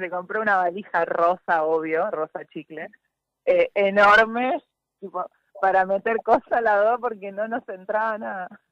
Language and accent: Spanish; Tortugas, Santa Fe, Argentina; yo soy de Tortugas, de Santa Fe